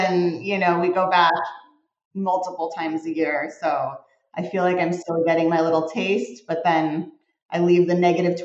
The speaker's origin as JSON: {"language": "English", "town": "Arlington Heights", "region": "Illinois", "country": "United States", "tie": "born or raised there", "also_born_or_lived": "Evanston, Illinois", "moved": "as an adult", "lives_now": "Los Angeles, United States", "said": "I was born at Evanston Hospital, but I was raised in Arlington Heights"}